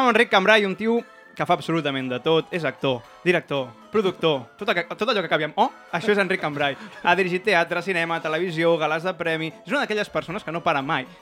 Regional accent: Rubí, Catalonia, Spain; jo sóc de Rubí

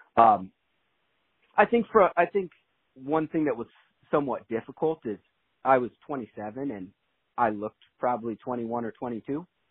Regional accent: Vale, Oregon, United States; I grew up in Vale, Oregon. So that's in Eastern

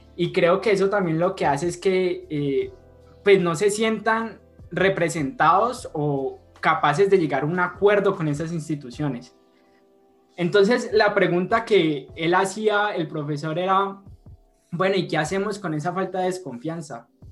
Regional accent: Colombia; como colombianos

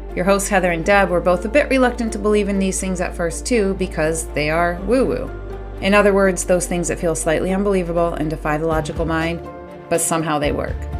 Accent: Maine, United States; I grew up in Maine

